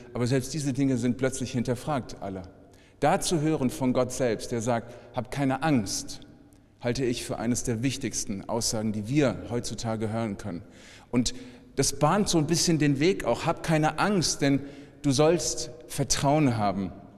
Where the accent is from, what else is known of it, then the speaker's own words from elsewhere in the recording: Frankfurt, Hesse, Germany; ich komme aus Frankfurt